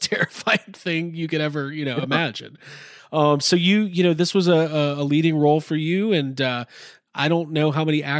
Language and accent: English; Chicago, Illinois, United States; I am from the Chicago area